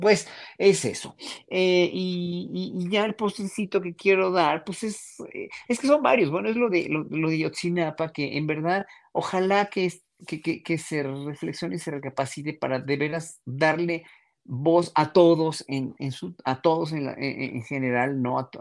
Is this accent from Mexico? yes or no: yes; Mexico; nosotros, pueblo mexicano